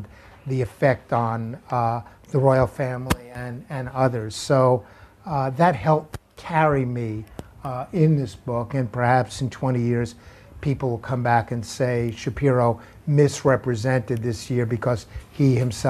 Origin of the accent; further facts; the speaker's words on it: United States; also born or lived in New York; I'm an American